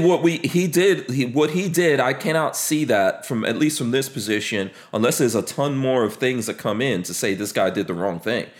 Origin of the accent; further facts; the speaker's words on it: New York City, New York, United States; also born or lived in Caribbean; I grew up in New York City, right? I grew up in a place called Far Rockaway in New York City